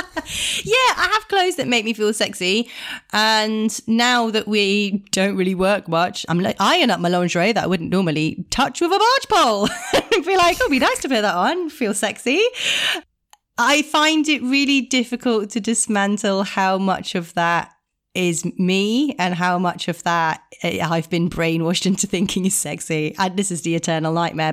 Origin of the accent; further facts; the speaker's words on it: Italy; growing up in Italian culture